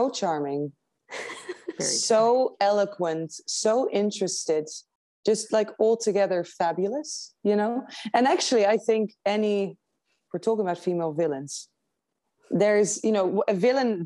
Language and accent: English; Netherlands; moved away as an adult; also born or lived in London; now in United States; I grew up in the Netherlands. I studied in London, but I grew up in the Netherlands